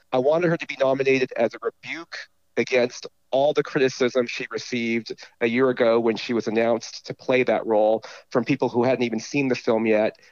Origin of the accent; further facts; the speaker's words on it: Southern California, United States; I grew up in Southern California